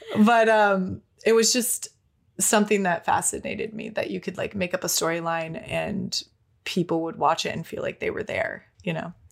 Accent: Minnesota, United States; moved away as an adult; now in Los Angeles, United States; I was born in Minnesota in a small county

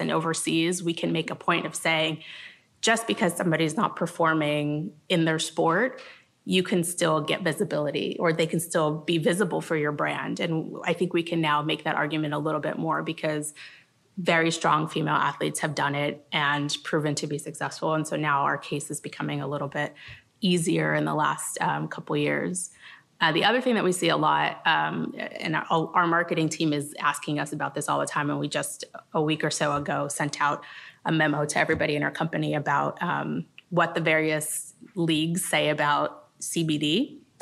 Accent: Los Angeles, California, United States; I was from Los Angeles

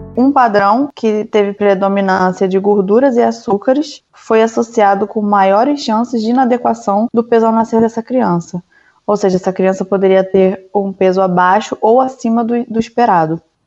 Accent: Rio de Janeiro, Brazil; moved away; also born or lived in Belo Horizonte, Brazil; eu sou do Rio

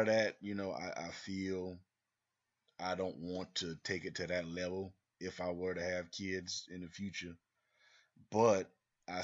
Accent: the South, United States; we grew up in the South.

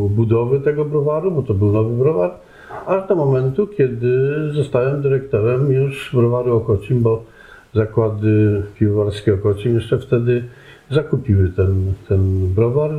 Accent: Żywiec, Silesian Voivodeship, Poland; moved away; also born or lived in Canada; urodziłem się w Żywcu

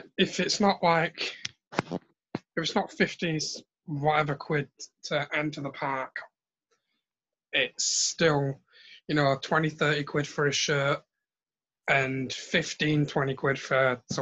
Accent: United Kingdom; I'm a I'm a Brit. It's what we do.

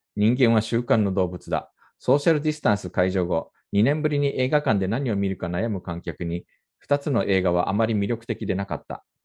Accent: Japan; now in South Korea; 日本生まれ今は2回目の韓国在住の日本人

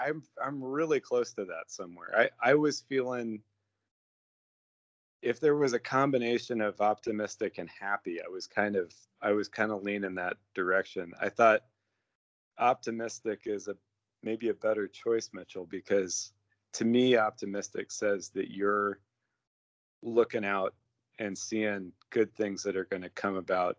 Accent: Iran; born there; I was born in Iran while mom and dad were over doing mom was teaching in the American school there, and dad was doing his work, and they're real adventurers.

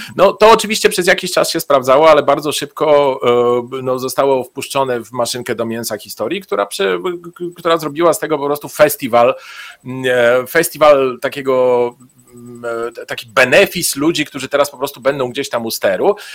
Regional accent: Bulgaria; moved away; ja w Bułgarii się urodziłem, tam spędzałem dzieciństwo

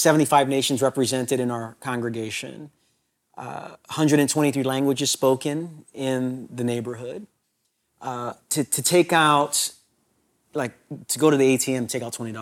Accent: Brooklyn, New York, United States; New York my entire life in Brooklyn, a part of Brooklyn that's not the new Brooklyn.

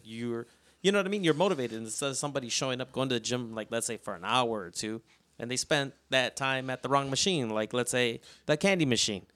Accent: Chicago, Illinois, United States; us growing up in South Chicago

